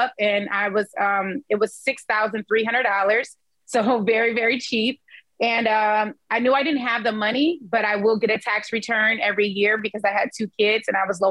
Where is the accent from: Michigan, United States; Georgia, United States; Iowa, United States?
Michigan, United States; Detroit; I am from Detroit, Michigan, born and raised, been here this whole time and invest here